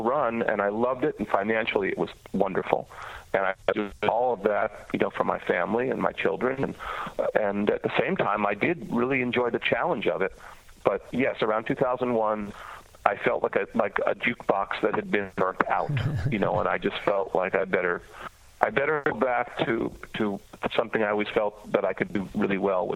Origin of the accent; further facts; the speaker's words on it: New York, United States; moved away as an adult; also born or lived in Toronto, Canada; now in Nashville, United States; I'm from New York originally, but I moved to Toronto